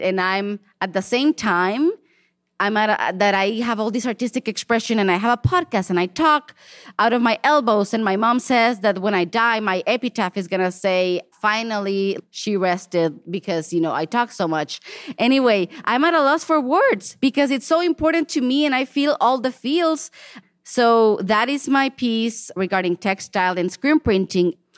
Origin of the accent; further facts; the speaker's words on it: Mexico; now in Portland, United States; I was born and raised in Mexico